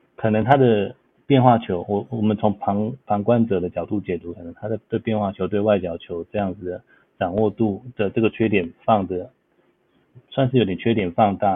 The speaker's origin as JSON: {"language": "Chinese", "country": "Taiwan", "moved": "yes", "lives_now": "Los Angeles, United States", "said": "我们台湾人"}